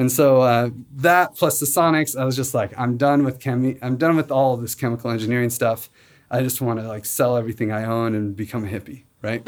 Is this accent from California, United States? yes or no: no; Spokane, Washington, United States; also born or lived in Seattle; I grew up in Spokane